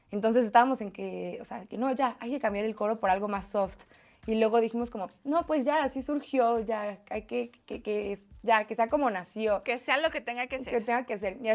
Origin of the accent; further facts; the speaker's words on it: Mexico City, Mexico; De la Ciudad de México.